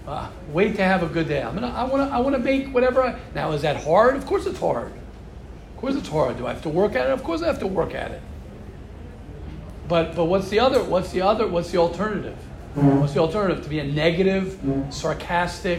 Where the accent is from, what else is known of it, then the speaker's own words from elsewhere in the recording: United States; I'm an American